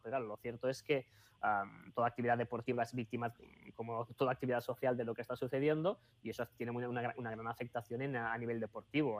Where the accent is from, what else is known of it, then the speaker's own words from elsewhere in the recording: Sabadell, Catalonia, Spain; yo, que soy catalán